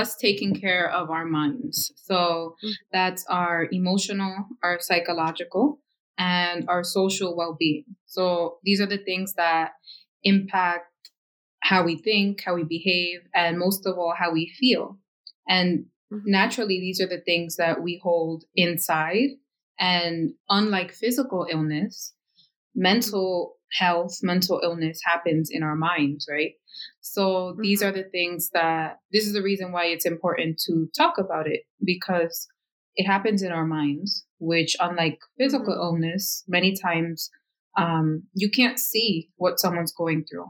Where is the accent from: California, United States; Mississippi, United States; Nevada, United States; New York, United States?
New York, United States; Yonkers; here in my hometown of Yonkers